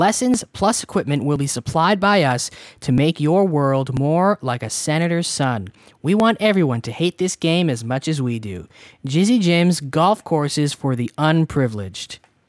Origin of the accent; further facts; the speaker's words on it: Toronto, Ontario, Canada; Yes, because we're from Toronto